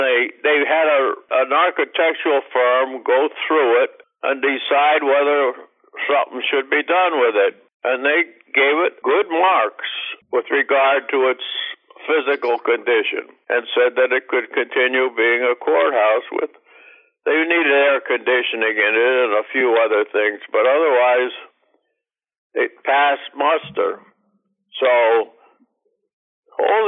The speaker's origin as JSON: {"language": "English", "town": "Hazleton", "region": "Pennsylvania", "country": "United States", "tie": "born or raised there", "also_born_or_lived": "DuBois, Pennsylvania / Tamaqua, Pennsylvania / Johnstown", "moved": "yes", "said": "I grew up basically in Hazleton. That's where I went to school"}